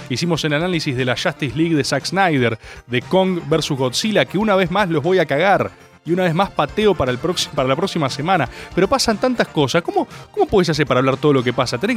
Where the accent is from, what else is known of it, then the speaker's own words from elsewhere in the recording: Buenos Aires, Argentina; Yo no voy a sacar una declaración antiporteño porque yo soy porteño. Yo vivo en la mejor ciudad de este país.